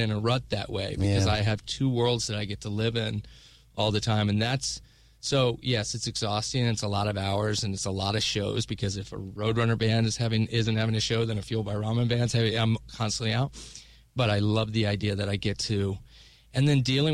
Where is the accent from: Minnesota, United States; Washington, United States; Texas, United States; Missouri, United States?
Texas, United States; Dallas; moved away as an adult; also born or lived in Los Angeles; now in New York, United States; Dallas is my hometown, I moved away from there now 20 years ago.